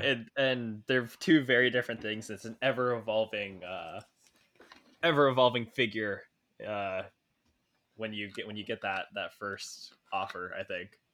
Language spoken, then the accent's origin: English; California, United States; moved away as an adult; also born or lived in New York; I came from California